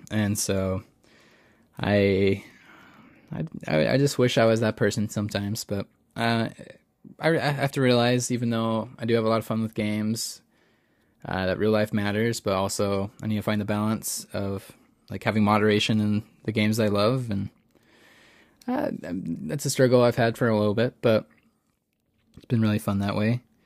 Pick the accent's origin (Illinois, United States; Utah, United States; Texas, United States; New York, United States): Utah, United States; I've been growing up in Utah